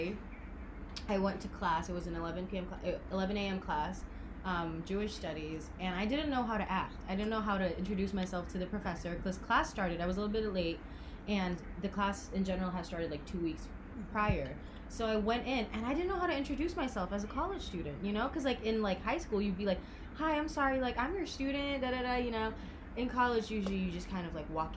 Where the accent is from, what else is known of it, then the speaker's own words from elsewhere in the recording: Jakarta, Indonesia; moved away as an adult; we come from Jakarta.